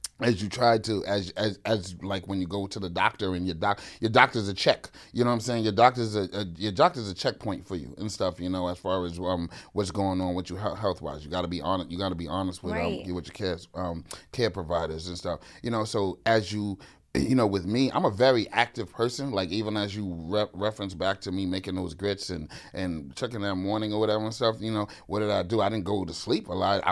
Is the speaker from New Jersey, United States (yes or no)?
no; New York City, New York, United States; growing up in the Bronx